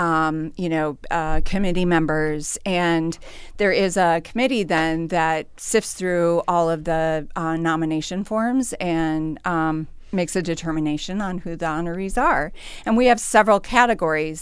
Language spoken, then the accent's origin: English; St. Peter, Minnesota, United States; I grew up in Saint Peter, uh, but have always worked, uh, professionally in Mankato